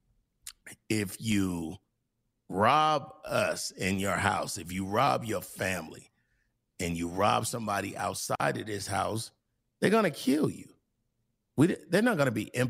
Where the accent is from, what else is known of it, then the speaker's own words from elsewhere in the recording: California, United States; I'm from Cali.